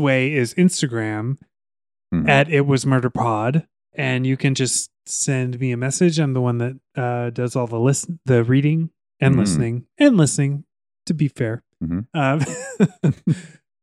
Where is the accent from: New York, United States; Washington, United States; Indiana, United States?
Washington, United States; Tacoma; my hometown is gone